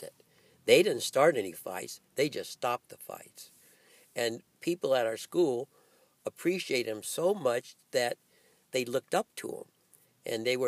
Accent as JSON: {"language": "English", "town": "Alhambra", "region": "California", "country": "United States", "tie": "born or raised there", "also_born_or_lived": "Hawaii", "said": "growing up in Alhambra. I came from a city called Alhambra"}